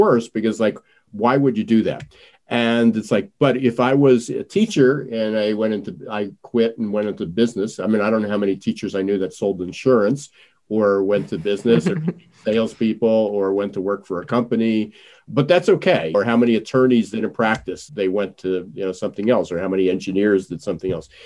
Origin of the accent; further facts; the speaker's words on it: United States; I'm in this country as an American